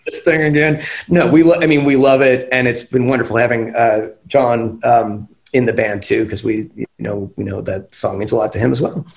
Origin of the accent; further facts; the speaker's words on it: West Virginia, United States; now in Los Angeles, United States; I'm from West Virginia.